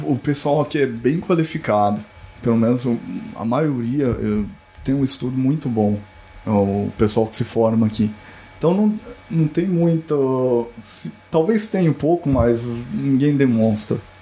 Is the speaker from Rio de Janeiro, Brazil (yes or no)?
no; Campo Grande, Mato Grosso do Sul, Brazil; moved away as an adult; also born or lived in Curitiba, Brazil; now in Canada; Eu sou de Campo Grande, Mato Grosso do Sul, natural, estudei minha vida inteira lá